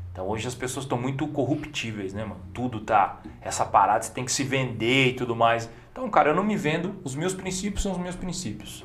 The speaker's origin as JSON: {"language": "Portuguese", "town": "Campinas", "region": "São Paulo", "country": "Brazil", "said": "a gente é de Campinas"}